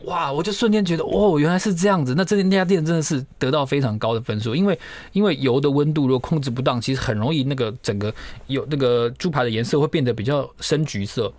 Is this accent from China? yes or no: no; Pingtung County, Taiwan; 我在屏东长大